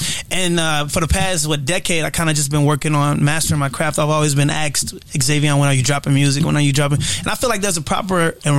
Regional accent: St. Louis, Missouri, United States; also born or lived in California; I was born in California, raised in St. Louis. Fun facts about myself, I'm an artist from St. Louis, a local artist.

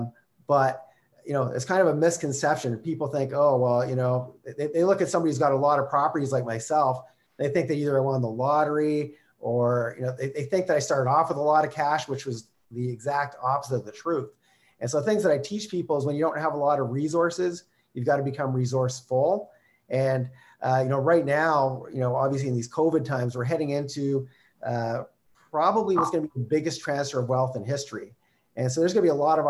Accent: Calgary, Alberta, Canada; I'm from Calgary

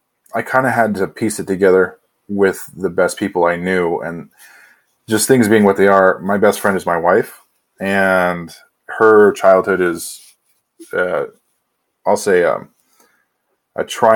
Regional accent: San Diego, California, United States; born there; also born or lived in Washington / Oregon / Oklahoma; now in Idaho, United States; I was born in San Diego. And then we wound up living in Washington, Oregon, Oklahoma, back up to Washington, down to California. And now here I am in Idaho.

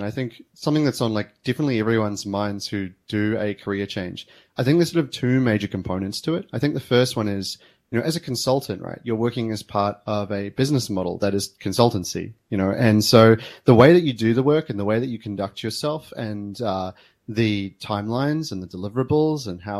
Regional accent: New Zealand; now in Melbourne, Australia; eventually I moved to Australia from New Zealand and started working as a security engineer here in Melbourne.

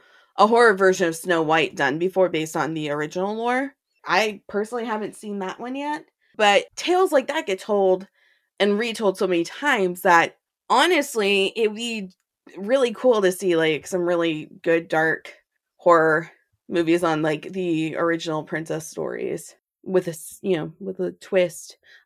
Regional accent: Tampa, Florida, United States; Candace and I, we grew up around Busch Gardens, Tampa.

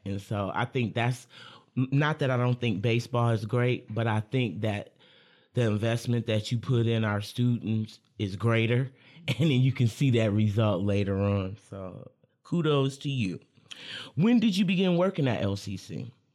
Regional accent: Lansing, Michigan, United States; I'm a Lansing local

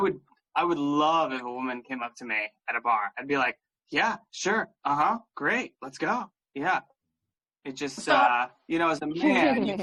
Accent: Seattle, Washington, United States; I'm from Seattle

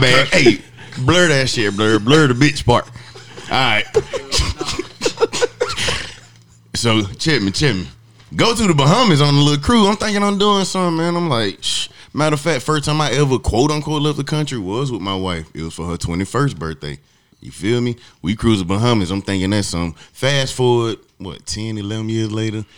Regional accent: Atlanta, Georgia, United States; Growing up in Atlanta. From Atlanta

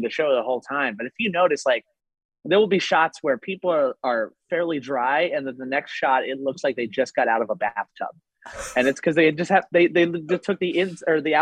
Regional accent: Lancaster, Pennsylvania, United States; now in Los Angeles, United States; I'm from Pennsylvania originally

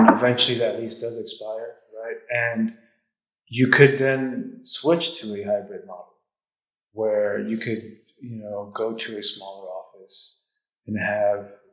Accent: Texas, United States; we're from Texas

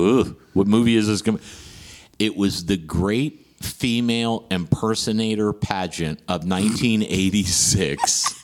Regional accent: West Virginia, United States; moved away as an adult; also born or lived in Houston, Texas; I'm from West Virginia.

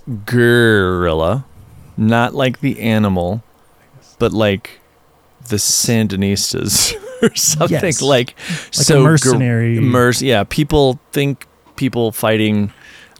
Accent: southeastern Virginia, United States; also born or lived in New York City; now in Colorado, United States; I'm from Virginia, southeastern Virginia.

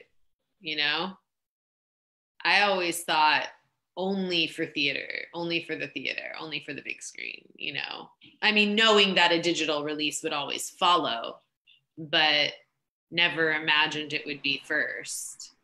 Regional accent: Kansas, United States; moved away; I grew up in Kansas of all places

